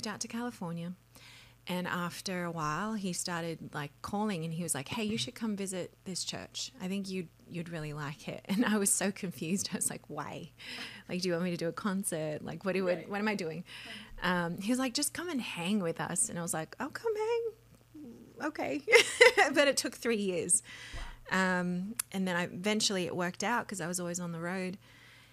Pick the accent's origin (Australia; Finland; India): Australia; now in Nashville, United States; I was raised in Australia in a full-time music ministry called Endless Praise